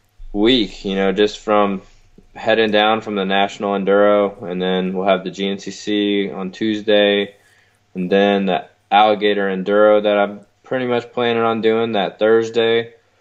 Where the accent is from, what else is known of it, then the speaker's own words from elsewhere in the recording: Atlanta, Georgia, United States; Atlanta because it's my hometown